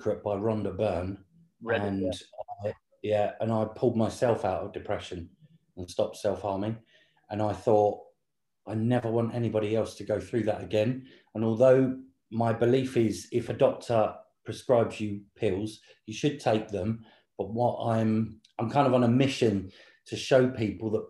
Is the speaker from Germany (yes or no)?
no; Southend-on-Sea, East of England, United Kingdom; moved away as an adult; now in London, United Kingdom; we grew up in Essex in England, which is on the southeast coast, Southend-on-Sea